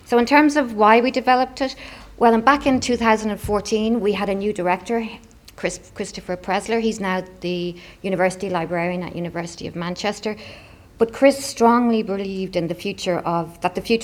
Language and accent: English; Dublin, Leinster, Ireland; it's in Dublin, my hometown